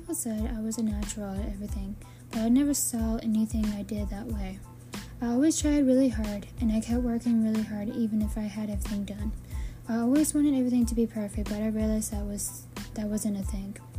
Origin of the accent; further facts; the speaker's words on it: Savannah, Georgia, United States; also born or lived in Mykolaiv, Ukraine; we moved to Savannah, Georgia